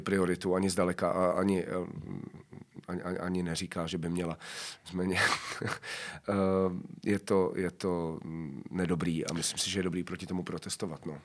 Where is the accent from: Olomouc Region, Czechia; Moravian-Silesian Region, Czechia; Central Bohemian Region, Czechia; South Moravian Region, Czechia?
South Moravian Region, Czechia; a village near Brno; also born or lived in Hradec Králové; now in Prague, Czechia; já jsem původem eh, z vesnice kousek od Brna, takže je to mm. pro mě jako, jako návrat domů